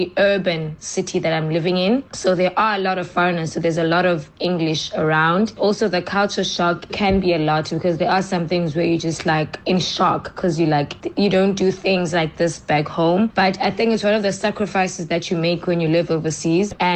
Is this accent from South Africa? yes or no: yes; East London, Eastern Cape, South Africa; moved away as an adult; also born or lived in Johannesburg, South Africa / Pretoria, South Africa; now in Nanjing, China; I come from South Africa, from both East London and Johannesburg. I was born in East London, but I was in Johannesburg for my last couple of years that I spent in South Africa.